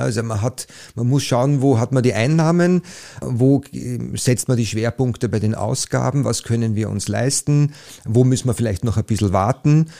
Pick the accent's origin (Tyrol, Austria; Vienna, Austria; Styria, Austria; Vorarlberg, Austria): Vienna, Austria; Liesing; ich bin jetzt aus Leasing